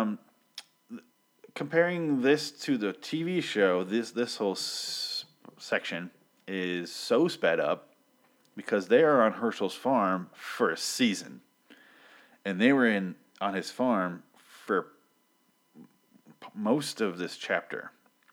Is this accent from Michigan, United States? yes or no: yes; Michigan, United States; I grew up near farms. I'm from Michigan